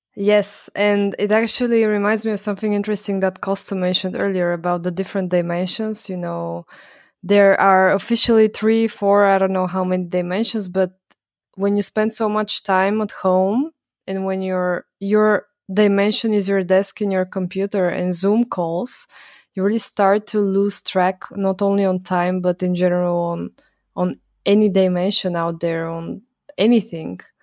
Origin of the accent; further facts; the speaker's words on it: Bulgaria; now in Vienna, Austria; I'm from Bulgaria